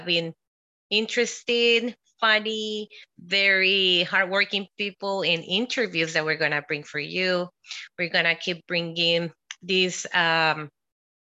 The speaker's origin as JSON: {"language": "English", "country": "Guatemala", "tie": "born or raised there", "also_born_or_lived": "El Salvador", "moved": "yes", "said": "And I was born in El Salvador and I was raised in Guatemala."}